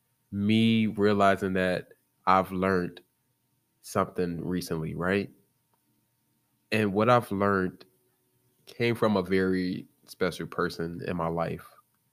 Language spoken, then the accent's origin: English; Chicago, Illinois, United States; I'm from Chicago, Illinois, the south side of Chicago. I don't sound like it.